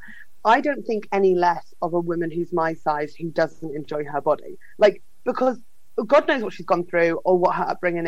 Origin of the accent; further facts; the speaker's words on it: Fleet, South East England, United Kingdom; my hometown, which is Fleet in Northeast Hampshire